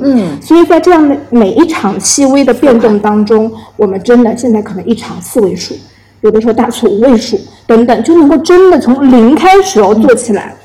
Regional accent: China; 我我们我们中国人说因祸得福

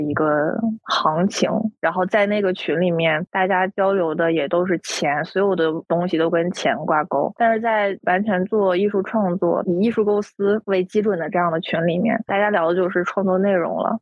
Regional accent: Northeast China, China; 我现在生活在东北嘛，是土生土长的东北人

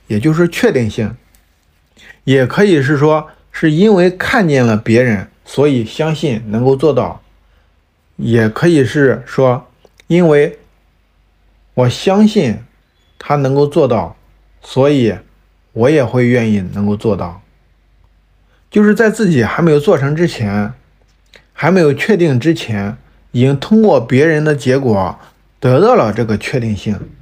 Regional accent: Shandong, China; 尤其是对于我们山东人来说，爸妈从小都告诉我，做一个铁饭碗儿，去考公务员

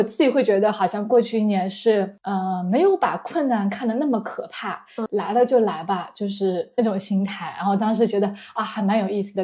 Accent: southern China, China; 我是一个南方人，可是我很喜欢吃面食

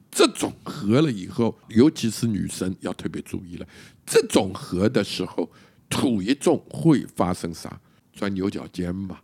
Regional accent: Shanghai, China; 我们上海话叫英，英，英格利费尔语

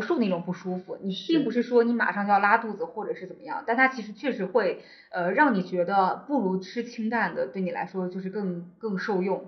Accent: northern China, China; moved away as an adult; also born or lived in Shenzhen / Hong Kong; 我自己作为一个北方人，我其实嗯。在家里是从来不喝老火汤的

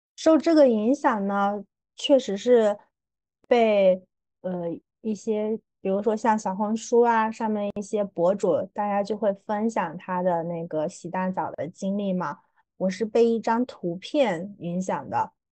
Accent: Hunan, China; accent: southern; 我也没有想到作为一个湖南人

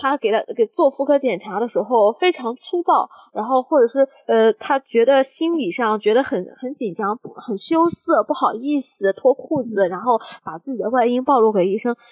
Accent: China; 我们中国嗯。人

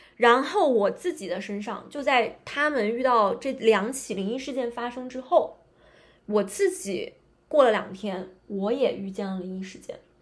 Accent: Northeast China, China; moved away; 因为我老家东北的嘛

